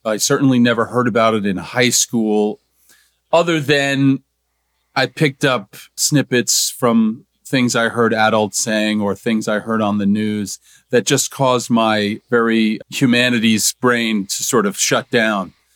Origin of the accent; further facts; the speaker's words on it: New Jersey, United States; where I grew up in New Jersey, we called it junior high school